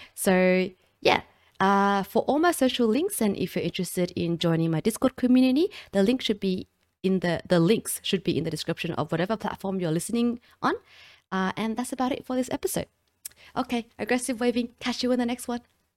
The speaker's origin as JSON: {"language": "English", "country": "Australia", "accent": "Australian", "said": "I'm also from Australia, if you couldn't recognize the accent."}